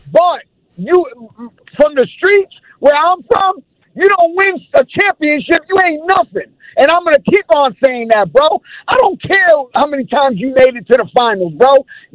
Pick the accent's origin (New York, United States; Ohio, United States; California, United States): New York, United States; New York City; I'm from Brooklyn